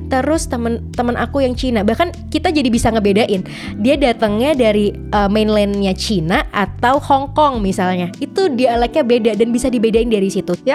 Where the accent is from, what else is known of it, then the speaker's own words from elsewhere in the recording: West Sumatra, Indonesia; Bahkan kalau aku dari Sumatera Barat, itu kalau pulang kampung